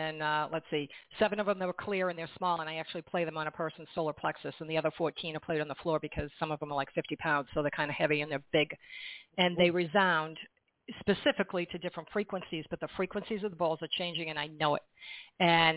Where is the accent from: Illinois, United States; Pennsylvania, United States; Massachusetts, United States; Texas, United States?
Massachusetts, United States; also born or lived in northwestern New Jersey; now in New Jersey, United States; I'm from Massachusetts, but I'm in northwestern New Jersey.